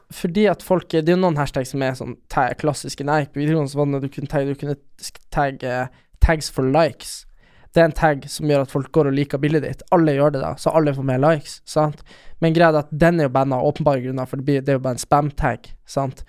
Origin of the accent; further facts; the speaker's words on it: Storjord, Norway; huset vårt hjemme på Storjord.